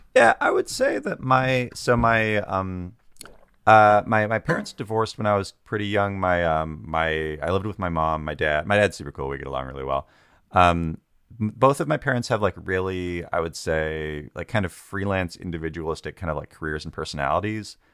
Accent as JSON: {"language": "English", "area": "Tulalip Reservation, north of Seattle", "region": "Washington", "country": "United States", "tie": "born or raised there", "said": "I, uh, grew up on the Philippine Reservation, which is about, like, forty-five minutes north of Seattle"}